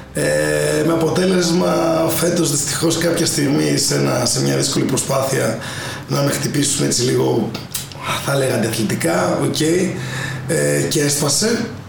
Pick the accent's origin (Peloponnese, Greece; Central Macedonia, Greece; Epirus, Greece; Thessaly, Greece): Thessaly, Greece; Volos; αγαπάω πάρα πολύ το βόλο